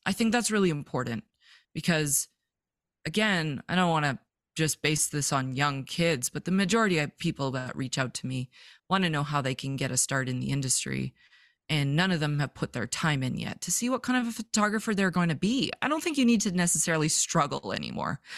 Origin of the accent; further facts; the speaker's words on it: Vancouver, British Columbia, Canada; moved away as an adult; now in Montana, United States; I'm from Vancouver, British Columbia, born, raised, never thought I would leave